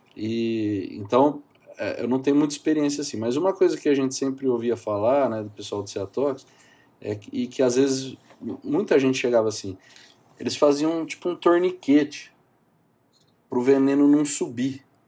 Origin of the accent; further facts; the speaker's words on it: São José do Rio Preto, São Paulo, Brazil; Eu sou daqui de São José do Rio Preto, no interior de São Paulo, e fiz faculdade aqui, fiz toda a minha formação aqui